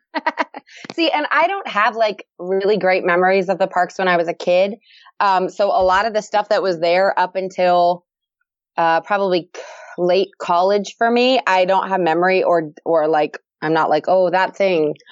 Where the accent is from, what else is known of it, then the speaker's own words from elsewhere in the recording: Florida, United States; moved away as an adult; I live in Florida. Um, I've lived here for, well, I grew up here, actually